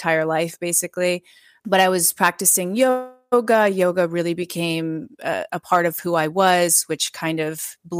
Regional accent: Midwest, United States; I grew up in the Midwest.

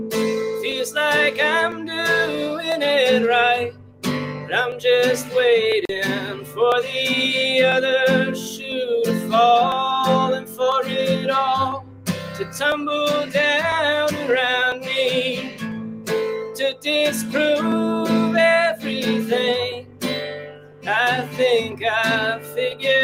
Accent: Massachusetts, United States; moved away as an adult; now in Ishikawa, Japan; I'm from Massachusetts, so it's like a pretty liberal part of the country anyway

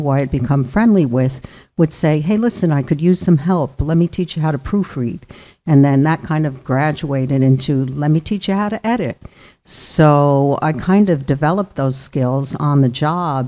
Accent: Clifton, New Jersey, United States; moved away as an adult; also born or lived in Purchase, New York / Phoenix, Arizona; now in Westerly, United States; I grew up in Northeast New Jersey in a town called Clifton

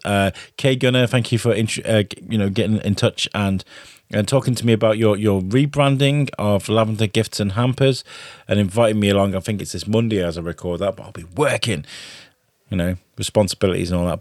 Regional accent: Wrexham, Wales, United Kingdom; growing up in Wales, in Wrexham

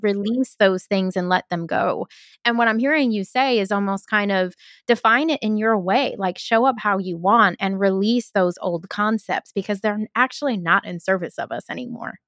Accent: New York City, New York, United States; I grew up in Brooklyn too. I'm an eighties baby, so I grew up in Brooklyn during the nineties

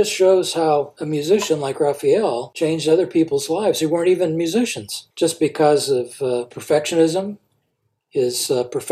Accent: Nebraska, United States; I'm from Nebraska

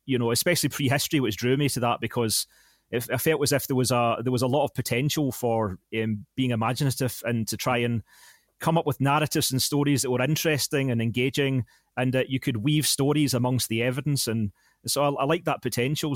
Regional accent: Larkhall, Scotland, United Kingdom; I worked at a, um, bingo hall in Lark Hall, my hometown

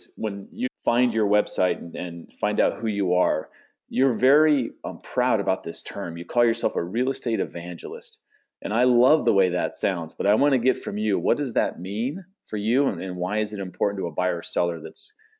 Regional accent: San Diego, California, United States; moved away; also born or lived in Phoenix, Arizona; Well, I grew up in San Diego, so there were the Clippers there for a brief moment in time.

